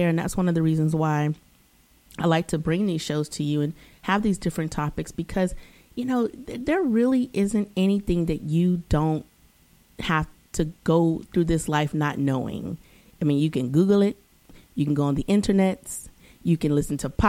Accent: East Coast, United States; okay, I'm from the East Coast, it's weather, it happens.

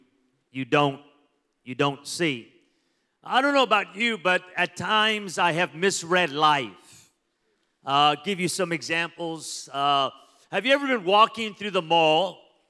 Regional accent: Los Angeles, California, United States; now in Las Vegas, United States; I'm Mexican-American, born in L.A. Yes, I know it's Southern California

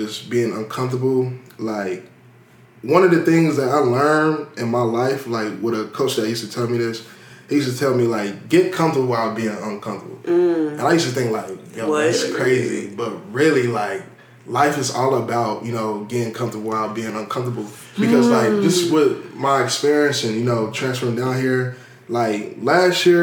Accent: Cincinnati, Ohio, United States; now in Prairie View, United States; I'm from Cincinnati, Ohio. The Cincinnati, you feel me? 513

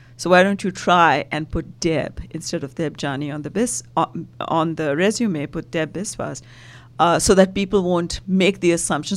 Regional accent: India; now in United States; originally, I'm from India and been in the U S for decades now.

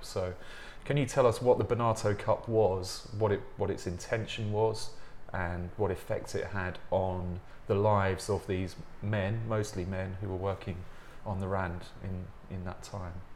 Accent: England, United Kingdom; accent: English; my English accent

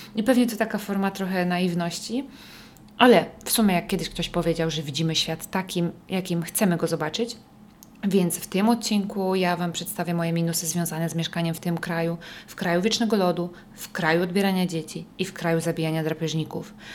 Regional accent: Poland; moved away as an adult; also born or lived in Bergen, Norway / northern Norway; now in Norway

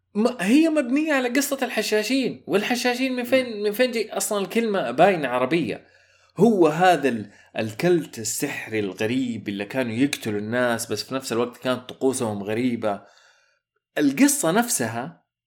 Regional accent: Saudi Arabia

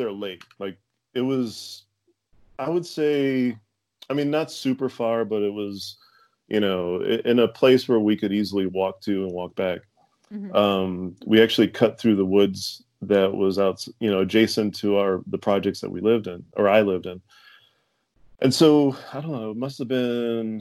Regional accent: Fall River, Massachusetts, United States; I grew up in Fall River

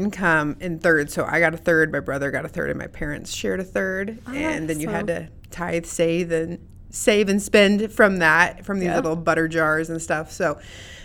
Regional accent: Cambridge, Nebraska, United States; moved away as an adult; Cambridge, Nebraska. Oh. So Southwest Nebraska. I was born and raised there. So for 20 years.

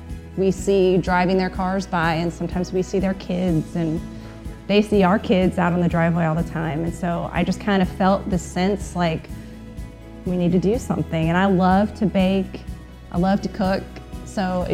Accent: Midwest, United States; now in Arizona, United States; Living in Arizona, there are so many walls built, and it's so different than my experience growing up in the Midwest

